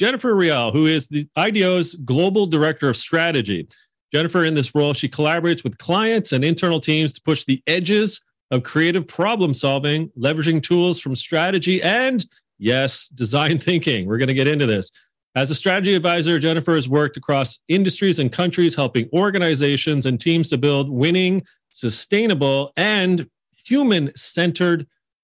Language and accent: English; Canada; my home country, Canada